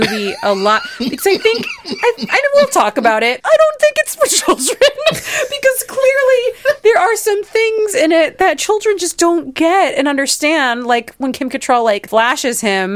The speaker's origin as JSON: {"language": "English", "region": "New York", "country": "United States", "tie": "born or raised there", "said": "I lived in New York growing up"}